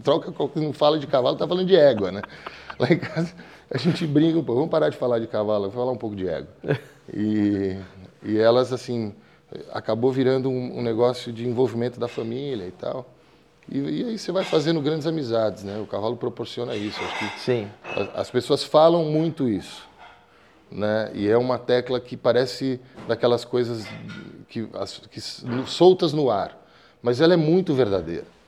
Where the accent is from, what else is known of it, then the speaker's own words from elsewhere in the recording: São Paulo, Brazil; eu sou paulista, paulistano, nascido no 9 de julho.